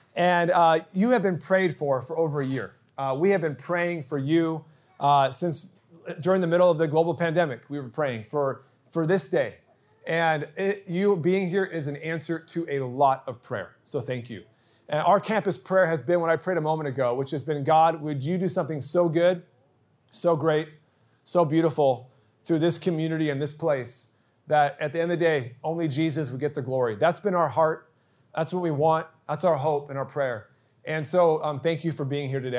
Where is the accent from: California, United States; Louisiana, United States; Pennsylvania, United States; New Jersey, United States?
California, United States; Santa Barbara; moved away as an adult; also born or lived in San Diego; now in Eastvale, United States; I actually ditched church when I was growing up in Santa Barbara.